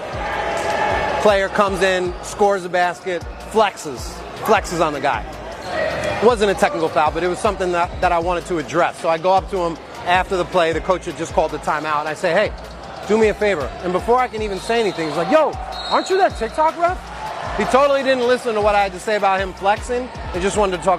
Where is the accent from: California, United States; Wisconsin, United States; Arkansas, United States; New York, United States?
New York, United States; Westchester; my boy from my hometown, Mike